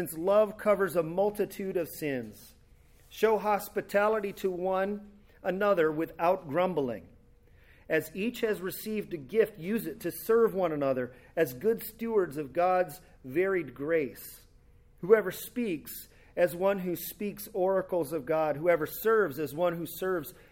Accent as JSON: {"language": "English", "region": "California", "country": "United States", "tie": "born or raised there", "said": "my hometown in California"}